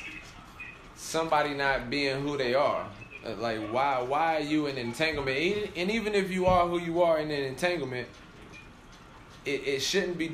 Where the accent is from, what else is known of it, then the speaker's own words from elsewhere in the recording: Greensboro, North Carolina, United States; I'm from Greensboro.